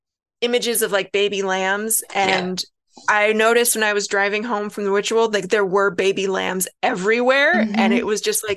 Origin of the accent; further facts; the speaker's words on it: Pacific Northwest, United States; also born or lived in Alaska / Hawaii; where I grew up in the Pacific Northwest, we had like a tulip festival.